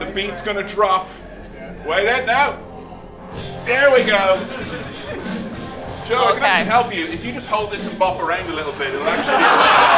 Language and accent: English; England, United Kingdom; I'm not even from America. England